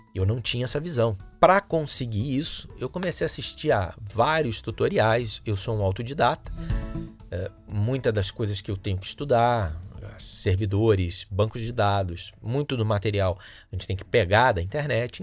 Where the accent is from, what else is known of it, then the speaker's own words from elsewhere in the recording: Rio de Janeiro, Brazil; sou natural do Rio de Janeiro, sou carioca